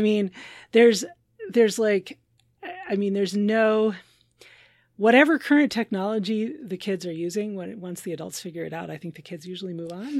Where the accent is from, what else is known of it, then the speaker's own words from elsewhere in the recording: Minnesota, United States; as a Minnesotan